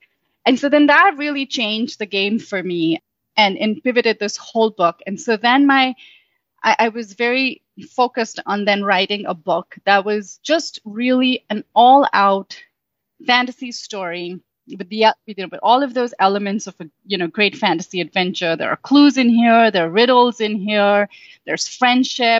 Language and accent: English; Mumbai, Maharashtra, India; moved away as an adult; now in United States; I'm Indian, and I grew up in Mumbai, India. I lived there my whole life. I've moved to the States only 9 years ago